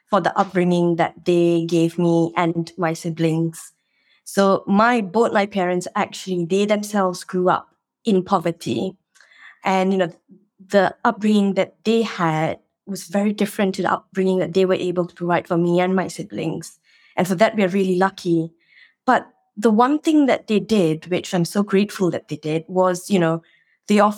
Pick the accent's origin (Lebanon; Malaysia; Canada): Malaysia; born or raised there; moved away as an adult; now in United Kingdom